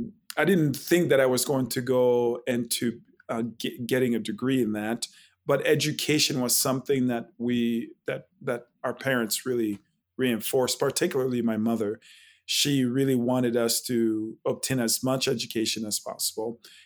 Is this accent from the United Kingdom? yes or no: no; Haiti; born there; Correct. Yeah, I was born in Haiti, and it's actually a French name